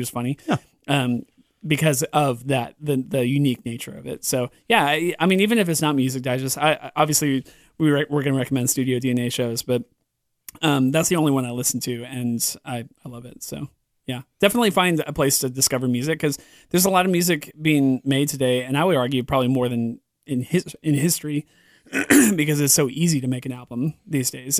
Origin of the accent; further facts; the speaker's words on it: California, United States; moved away; I grew up in California on the, the West Coast